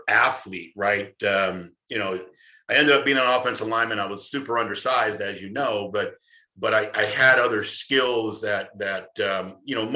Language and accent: English; Los Angeles, California, United States; moved away as an adult; now in St. Louis, United States; I grew up in Los Angeles, California. I was born and raised in Cali, Southern California kid.